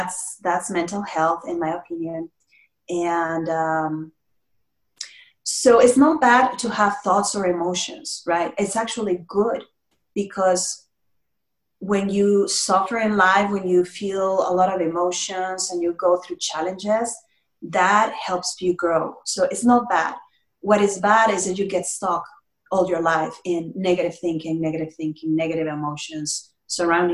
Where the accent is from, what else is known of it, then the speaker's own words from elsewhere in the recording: Mexico; moved away; I'm from Mexico, and family is very valuable as in Latino cultures